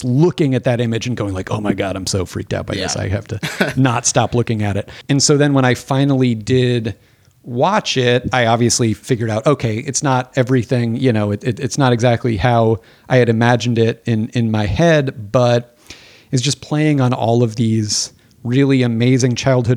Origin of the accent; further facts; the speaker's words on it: Phoenix, Arizona, United States; I grew up in Phoenix, Arizona, in a suburb very much like the Arizona suburb